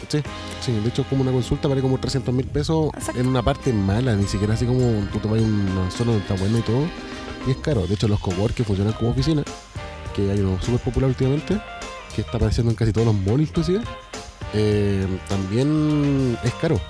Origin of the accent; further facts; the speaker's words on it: Chile; nosotros los chilenos